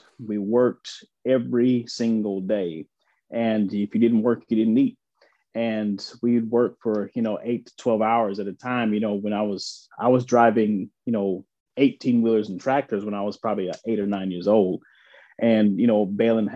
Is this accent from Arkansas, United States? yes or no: yes; Central Arkansas, United States; accent: slight accent, twang; moved away as an adult; also born or lived in New York; I grew up in Central Arkansas on a farm.